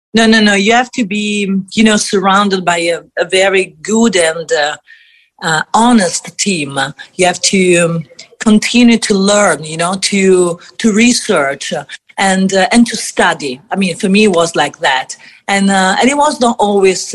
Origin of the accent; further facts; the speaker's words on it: Italy; I come from Italy